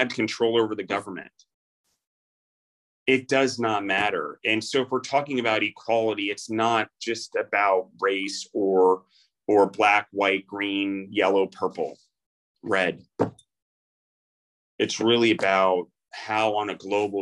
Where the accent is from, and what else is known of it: United States